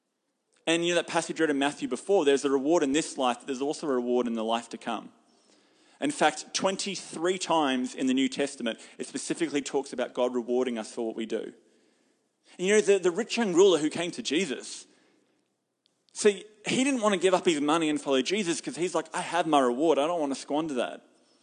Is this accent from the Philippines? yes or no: no; Hamilton, Waikato, New Zealand; And I'm from Hamilton. I don't live here.